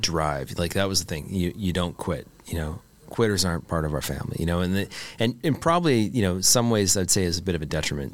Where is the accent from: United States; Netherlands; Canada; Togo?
Canada; I'm a Canadian boy.